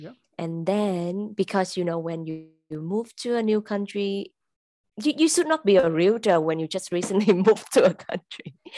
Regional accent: Vietnam; English is a second language; also born or lived in Singapore; now in Ottawa, Canada; Vancouver, I actually realtor in Ottawa, the capital of the country, and which is in Ontario. So I'm original from Vietnam.

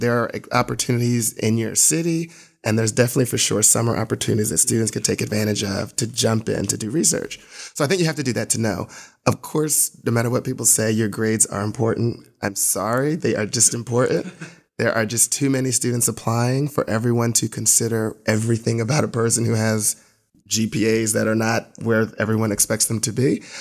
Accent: New Jersey, United States; now in Atlanta, United States; I'm originally from New Jersey

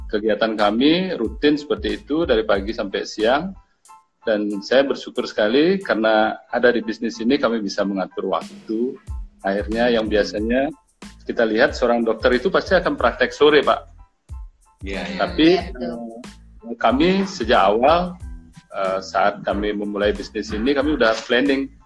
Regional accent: Kintamani, Bali, Indonesia; Kalau saya latar belakang eh, asalnya dari Kintamani Pak, udara dingin.

